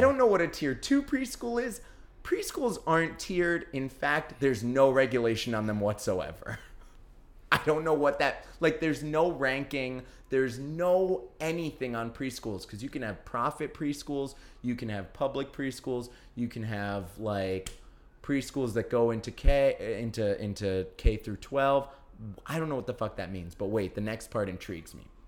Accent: New York, United States; growing up in New York

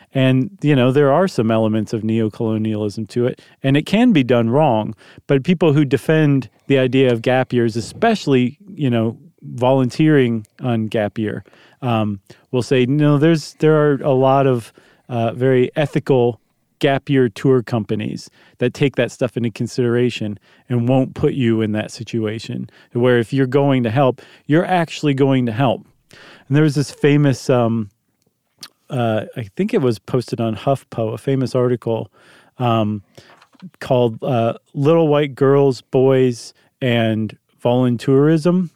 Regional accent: United States; as an American

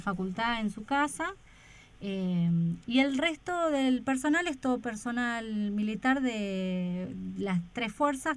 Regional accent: Buenos Aires, Argentina; moved away as an adult; now in Esperanza Base, Antarctica; yo de mm, la República de la Boca.

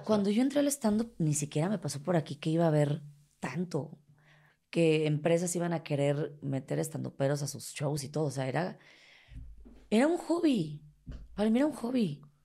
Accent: Mexico City, Mexico; accent: chilango; soy chilanga, que soy de la Ciudad de México

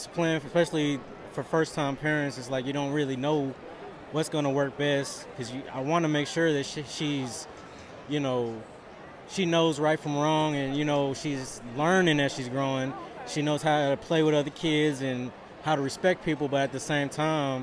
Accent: St. Louis, Missouri, United States; Growing up in St. Louis, it's like the biggest thing here.

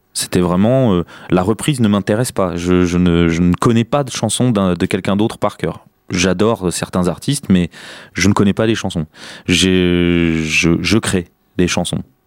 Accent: Chartres, Centre-Val de Loire, France; now in Orléans, France; Je suis né à Chartres, donc dans une famille modeste

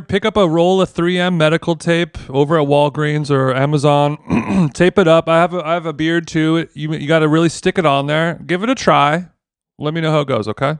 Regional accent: Huntington Beach, California, United States; I grew up in Huntington Beach

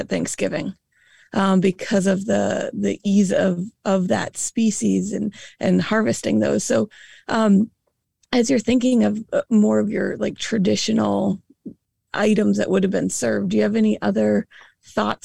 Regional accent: Massachusetts, United States; I grew up in Massachusetts, and I actually grew up in the same county as the Pilgrims. So where the Mayflower landed, that was home

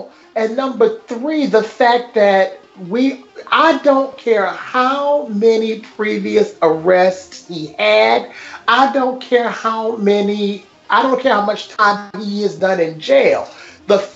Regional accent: the South, United States; I, as someone who really identifies as a Southerner

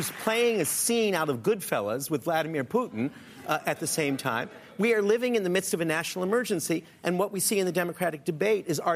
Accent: Canada; moved away; also born or lived in France; I was raised in Canada with universal health care, lived for many years in France

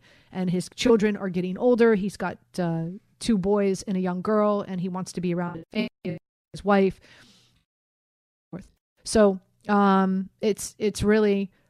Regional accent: Miami, Florida, United States; And I'm not just saying this because I'm from Miami, because, you know, I don't have an allegiance to a team.

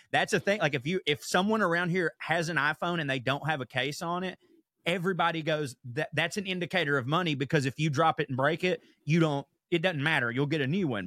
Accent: the South, United States; born or raised there

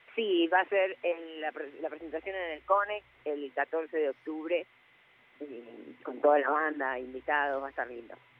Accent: Buenos Aires, Argentina; moved away as an adult; now in Salta, Argentina; yo soy re nací en Buenos Aires

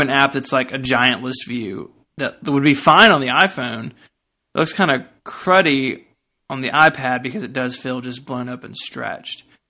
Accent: United States; I'm an American

